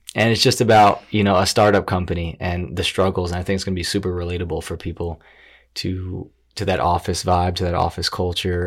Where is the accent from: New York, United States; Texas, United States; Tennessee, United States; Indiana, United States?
New York, United States; Briarcliff Manor; now in New York City, United States; I grew up in Westchester